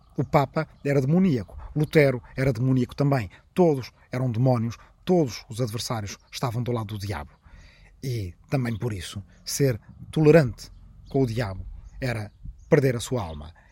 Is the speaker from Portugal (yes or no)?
yes; Arrifana, Ribatejo, Portugal; na minha aldeia de Arrifana, no Ribatejo